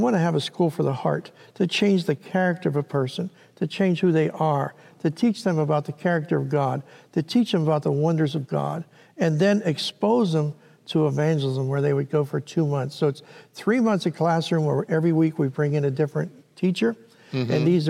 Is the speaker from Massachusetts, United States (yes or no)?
no; Pittsburgh, Pennsylvania, United States; moved away as an adult; now in Philadelphia, United States; I grew up in Pittsburgh, Pennsylvania